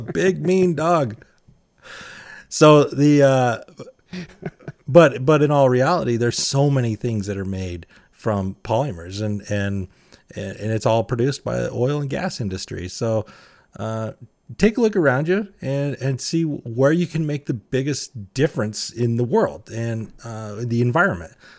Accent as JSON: {"language": "English", "region": "Utah", "country": "United States", "said": "I'm from Utah"}